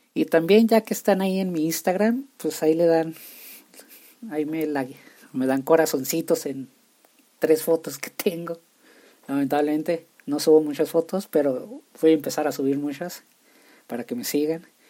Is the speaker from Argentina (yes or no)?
no; Nuevo Casas Grandes, Chihuahua, Mexico; Yo nací en Nuevo Casas Grandes, Chihuahua, soy de Chihuahua, puedo decir mochila, chorizo, salchicha, chicharrón, y se va a escuchar raro si gente de otras partes escuchan esto.